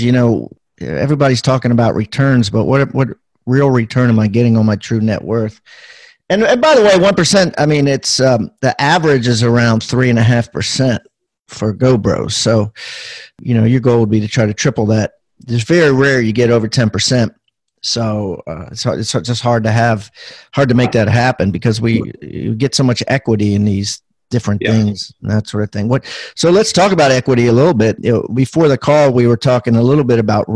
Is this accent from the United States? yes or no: yes; Maryland, United States; we grew up in Maryland